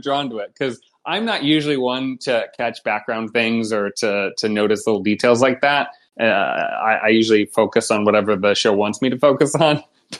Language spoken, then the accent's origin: English; Ohio, United States; now in Chicago, United States; I grew up in Ohio